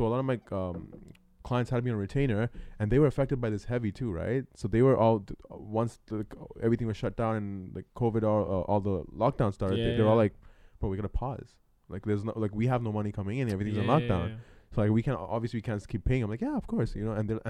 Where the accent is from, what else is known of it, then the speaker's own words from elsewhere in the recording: Sri Lanka; born there; also born or lived in Hong Kong; I wasn't born there. No, I was born in Sri Lanka. Then moved to Hong Kong and then came here.